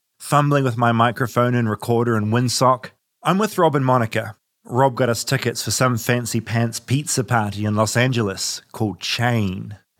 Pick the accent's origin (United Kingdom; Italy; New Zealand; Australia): New Zealand; moved away as an adult; now in United States; I'm from New Zealand, tiny New Zealand.